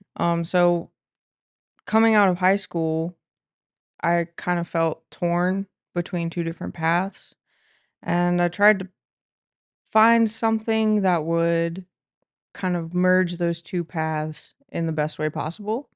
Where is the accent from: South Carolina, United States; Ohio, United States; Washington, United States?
Ohio, United States; Mansfield; I grew up here in the Mansfield area